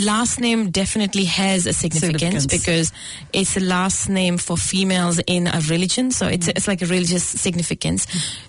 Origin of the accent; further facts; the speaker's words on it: Goraya, Punjab, India; moved away as an adult; also born or lived in New Zealand; now in Auckland, New Zealand; In Punjab, I was born in a small town, Goraya, which is close to one of the big cities, Jalandhar.